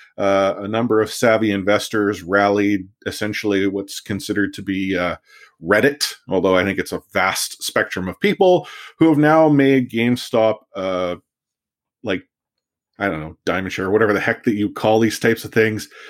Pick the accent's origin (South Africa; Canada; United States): Canada; Richmond, British Columbia; I learned it on the mean streets of, uh, Richmond growing up